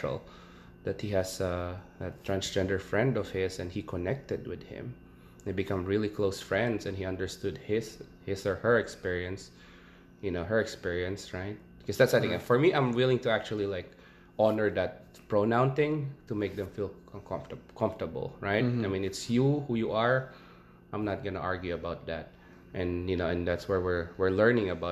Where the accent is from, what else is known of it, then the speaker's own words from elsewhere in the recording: Philippines; now in United States; I'm from the Philippines